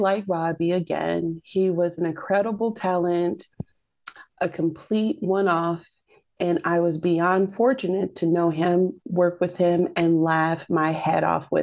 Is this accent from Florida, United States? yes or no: no; Michigan, United States; I'm from Michigan